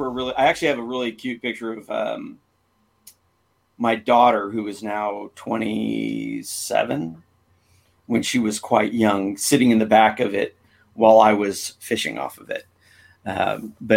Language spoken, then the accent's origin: English; San Diego, California, United States; I grew up here in San Diego surfing